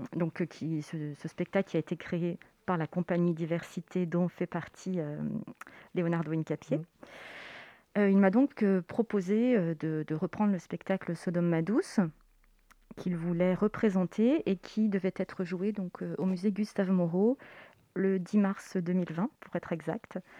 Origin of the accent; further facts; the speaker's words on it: Savoie, Auvergne-Rhône-Alpes, France; moved away as an adult; also born or lived in Chambéry; now in Paris, France; je viens de Savoie. Je suis savoyarde